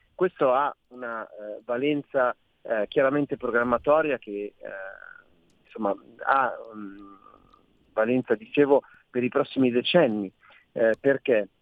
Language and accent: Italian; Milan, Lombardy, Italy; da milanese in quanto eletto a Milano, da milanese in quanto cittadino milanese